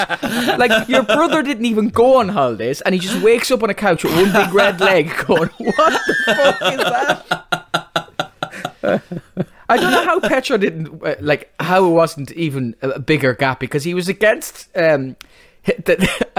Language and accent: English; Ireland; And I said, Ireland